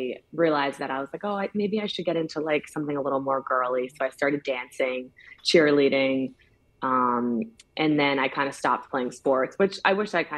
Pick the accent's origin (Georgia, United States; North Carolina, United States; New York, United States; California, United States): New York, United States; Yorktown Heights; I grew up in Yorktown Heights. It's in Westchester County, New York